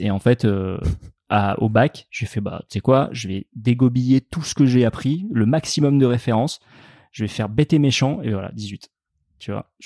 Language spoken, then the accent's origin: French; Sarlat, Nouvelle-Aquitaine, France; moved away; je, suis, né à Sarlat et j'ai grandi euh, en Dordogne, ouais, dans, dans, le Périgord noir